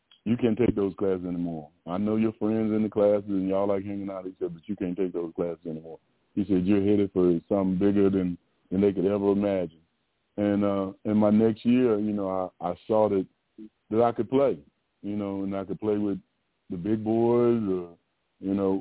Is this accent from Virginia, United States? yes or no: yes; Virginia, United States; moved away as an adult; now in Texas, United States; I grew up in Virginia. I did go to Virginia Tech